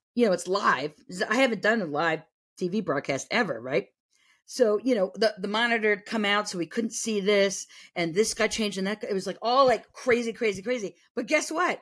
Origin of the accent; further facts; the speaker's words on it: New England, United States; I grew up in New England, and, but I was from a small town in New England